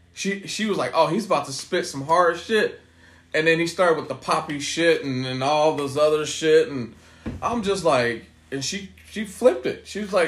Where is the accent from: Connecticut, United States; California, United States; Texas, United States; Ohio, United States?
California, United States; I'm from the Bay.